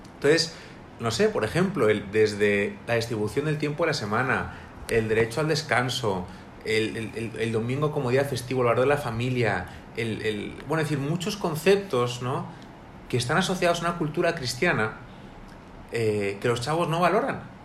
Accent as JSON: {"language": "Spanish", "town": "Madrid", "region": "Community of Madrid", "country": "Spain", "moved": "as an adult", "lives_now": "Monterrey, Mexico", "said": "soy de Madrid, España"}